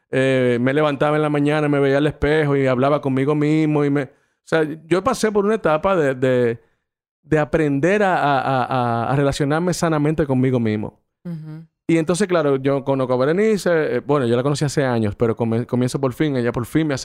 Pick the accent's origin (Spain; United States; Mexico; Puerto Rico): Mexico; Porque yo soy mexicano.